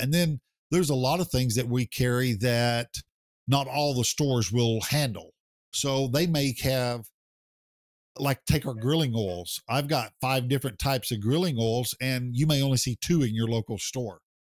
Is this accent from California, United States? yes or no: no; Oklahoma, United States; my home state in Oklahoma